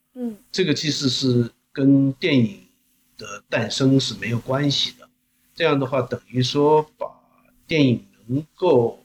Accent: Longjing, Jilin, China; accent: Yanbian dialect; moved away as an adult; now in South Korea; 也是我的老家嘛，那边，所以我也常去那边

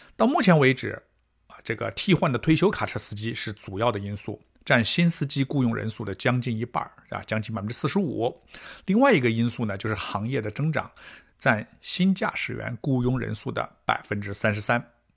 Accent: China; now in Canada; 我们中国人比较，啊，吃力的这些项目

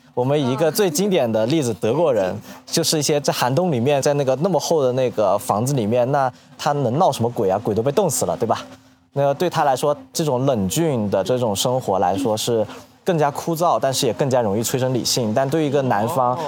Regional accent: western Guangdong, China; 我是个广 东人，我是在粤西出生的广东人，然后我们那里还保留了非常多的这种，呃，一种民俗

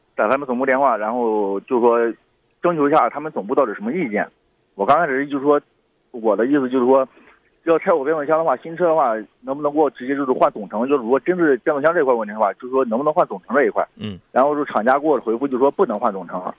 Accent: Xuzhou, Jiangsu, China; 因为我家是徐州的

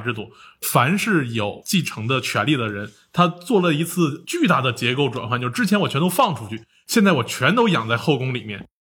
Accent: China; 我们中国人

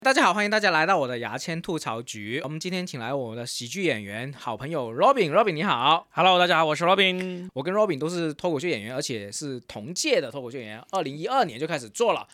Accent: Guangdong, China; Robin 跟我都是一个广东人嘛

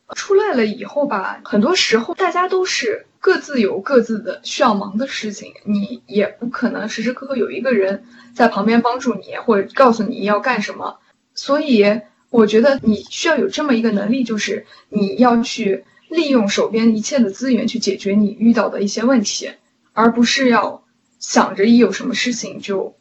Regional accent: China; moved away as an adult; now in United States; 我的同班同学是中国人的很少，有的时候上一门课就我一个中国人，然后其他全班同学都是老外

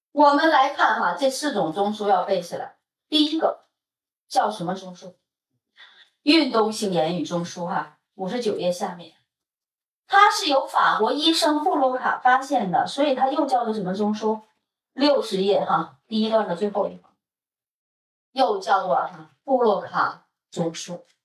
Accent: Northeast China, China; moved away; also born or lived in Beijing; 因为我是东北人哈，这边的满族的同学哈，包括在北京我认识的所有的

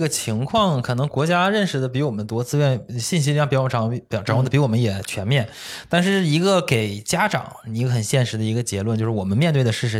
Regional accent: Northeast China, China; 像我是东北那边嘛，

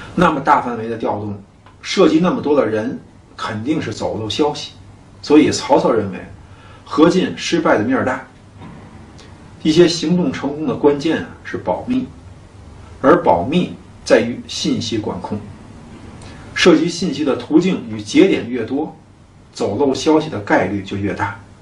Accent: China; 我们中国人

